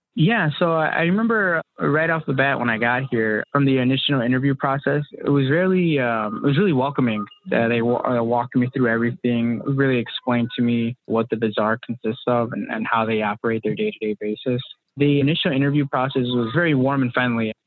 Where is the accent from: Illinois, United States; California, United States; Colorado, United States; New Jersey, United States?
Illinois, United States; I'm from the Illinois area, born and raised here